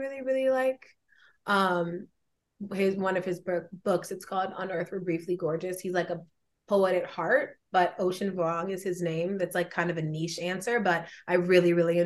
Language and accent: English; Georgia, United States; I'm from Georgia